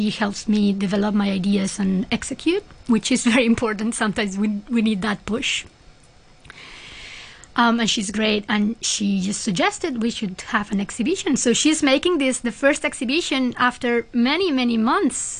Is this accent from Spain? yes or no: yes; Spain; moved away; I'm from Spain, so all my family is in Spain